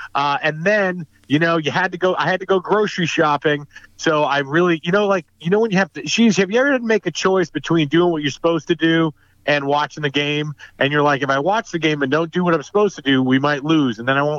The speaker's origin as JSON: {"language": "English", "town": "Newton", "region": "New Hampshire", "country": "United States", "tie": "born or raised there", "moved": "yes", "lives_now": "New York City, United States", "said": "And I am right now in my hometown of Newton, New Hampshire, where I'm in my childhood home."}